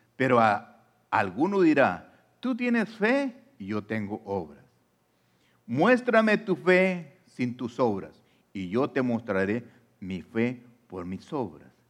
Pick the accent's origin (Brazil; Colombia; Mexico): Mexico; now in United States; yo soy mexicano o de la nacionalidad que tú seas, ah, aunque yo esté aquí en Estados Unidos